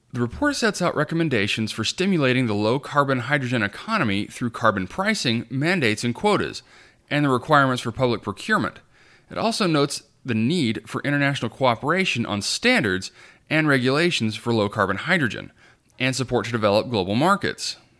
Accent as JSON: {"language": "English", "region": "New Mexico", "country": "United States", "tie": "born or raised there", "said": "my home state of New Mexico"}